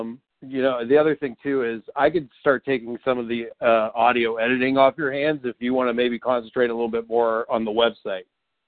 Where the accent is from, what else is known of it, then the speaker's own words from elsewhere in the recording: Youngstown, Ohio, United States; now in Columbus, United States; from Youngstown to CBUS.